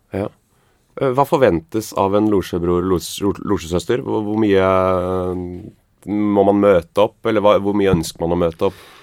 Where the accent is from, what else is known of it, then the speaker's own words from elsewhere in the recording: Grimstad, Agder, Norway; Jeg kommer fra Fevik i Grimstad